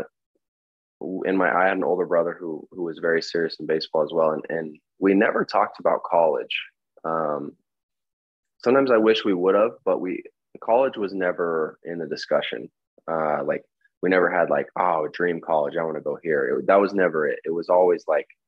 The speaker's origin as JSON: {"language": "English", "town": "Elk Ridge", "region": "Utah", "country": "United States", "tie": "born or raised there", "said": "I'm from Utah, Elk Ridge to be specific."}